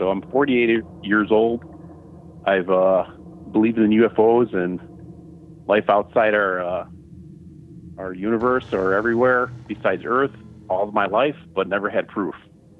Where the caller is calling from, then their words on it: Utah, United States; from Utah.